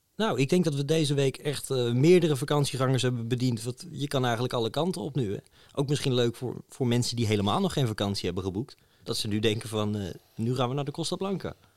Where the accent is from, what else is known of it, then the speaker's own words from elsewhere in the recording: Netherlands; wij uit Nederland kwamen